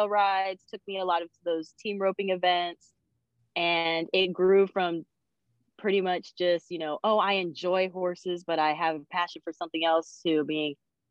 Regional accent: Stanislaus County, California, United States; I'm from Stanislaus County, California

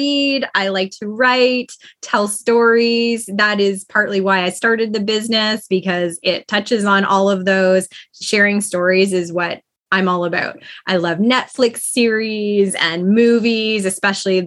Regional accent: Toronto, Ontario, Canada; now in Kitchener, Canada; I grew up in a suburb of Toronto, Scarborough, and now I'm an hour west in Kitchener, Ontario

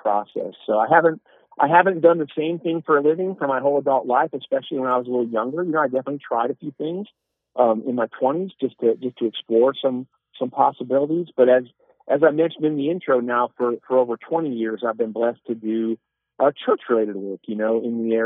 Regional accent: South Bend, Indiana, United States; I grew up in Northern Indiana, South Bend, Indiana

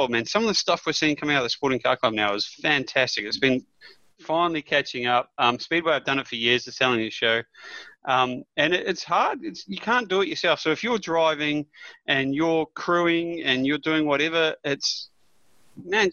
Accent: New Zealand; moved away; I grew up in New Zealand, played footy the whole way through

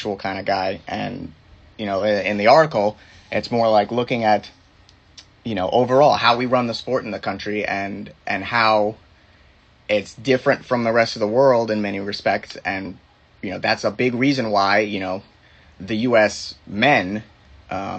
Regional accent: Fort Lauderdale, Florida, United States; growing up in South Florida

